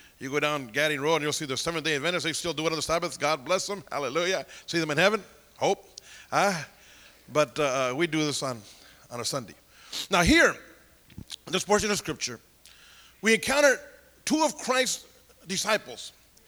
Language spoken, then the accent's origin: English; Santa Paula, California, United States; born or raised there; moved away